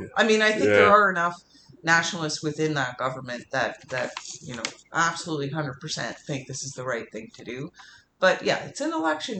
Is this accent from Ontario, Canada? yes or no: no; Montreal, Quebec, Canada; first language English; I mean, I'm Canadian, you know, and or whatever. Quebecer, depending on the context, right? I mean, I can just as easily call myself a Quebecer or a Montrealer, like it's part of my identity.